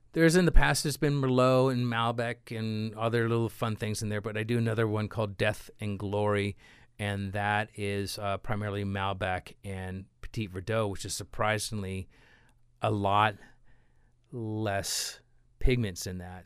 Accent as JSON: {"language": "English", "region": "California", "country": "United States", "said": "I am from California"}